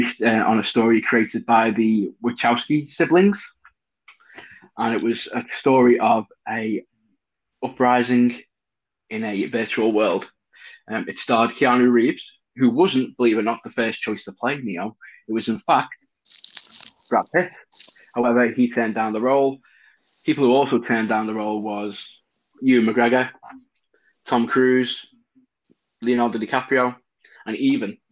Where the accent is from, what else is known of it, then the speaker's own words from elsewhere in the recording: Runcorn area, North West England, United Kingdom; where I grew up in Merge, there's lots of wooded areas